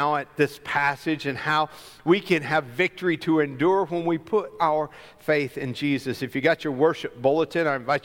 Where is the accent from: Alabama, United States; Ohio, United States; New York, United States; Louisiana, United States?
Alabama, United States; I grew up in Alabama